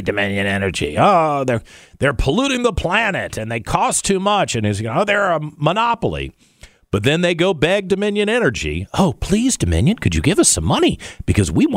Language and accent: English; Richmond, Virginia, United States; Richmond and where things are in Richmond because it's my hometown